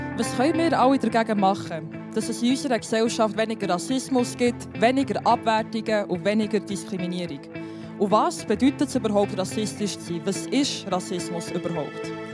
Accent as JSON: {"language": "German", "country": "Switzerland", "tie": "born or raised there", "said": "meine Eltern ähm, kommen aus einem anderen Land, ich bin hier auf die Welt gekommen, aber ich habe mich immer mehr Schweizerin gefühlt als Albanerin"}